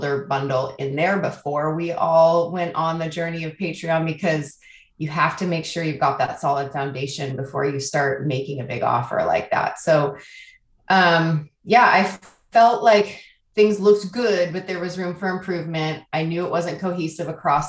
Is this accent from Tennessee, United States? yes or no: no; Oakland, California, United States; now in Portland, United States; I hail from Portland, Oregon, originally from Oakland, California.